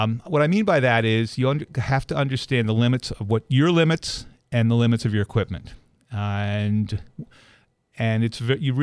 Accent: outside of Philadelphia, Pennsylvania, United States; moved away as an adult; also born or lived in California; I grew up outside of Philadelphia

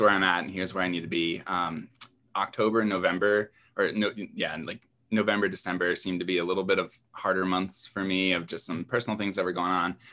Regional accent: East Coast, United States; moved away; I'm originally from the East Coast

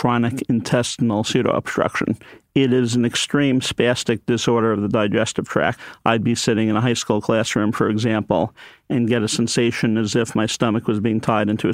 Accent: Syosset, New York, United States; I grew up on Long Island, New York, out in a town called Syosset

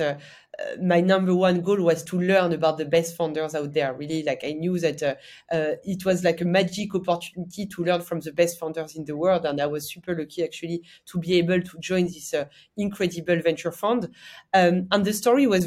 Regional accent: the Alps, France; accent: French; English is a second language; I'm French, as per my accent. I'm from the Alps, a big skier.

